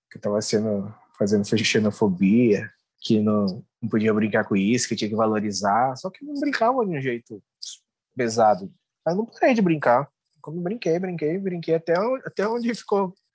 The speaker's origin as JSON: {"language": "Portuguese", "town": "Cuiabá", "region": "Mato Grosso", "country": "Brazil", "tie": "born or raised there", "accent": "Cuiabano", "said": "eu nasci aqui em Cuiabá, né?"}